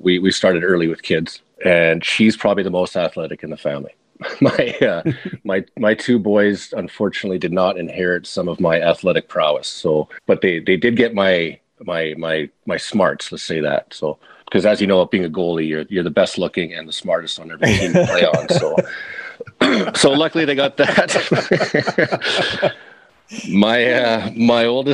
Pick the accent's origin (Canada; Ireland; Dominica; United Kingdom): Canada; Calgary, Alberta; also born or lived in Anchorage, Alaska; my hometown here in Calgary